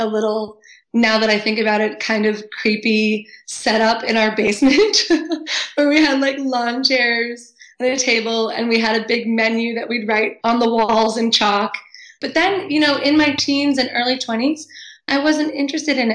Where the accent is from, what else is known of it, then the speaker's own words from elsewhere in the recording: Cape Cod, Massachusetts, United States; growing up on Cape Cod